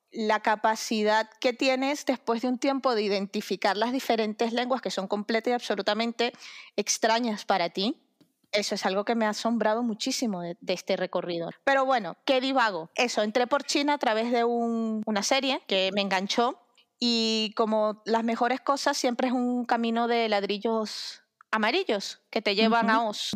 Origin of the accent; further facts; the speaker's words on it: Venezuela; moved away; mi país de origen, soy venezolana